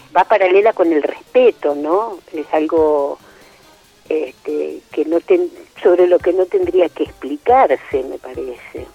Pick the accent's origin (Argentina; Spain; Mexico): Argentina; Gleu, Buenos Aires; soy de Gleu y estudio en la Universidad de Avellaneda